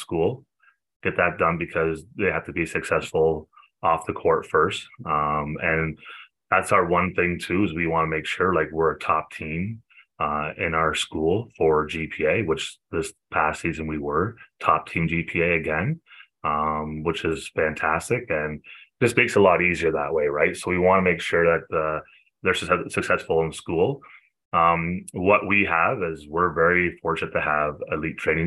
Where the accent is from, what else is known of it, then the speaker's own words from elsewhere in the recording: Cobourg, Ontario, Canada; moved away as an adult; now in Bowmanville, Canada; I was still living in Coburg with my hometown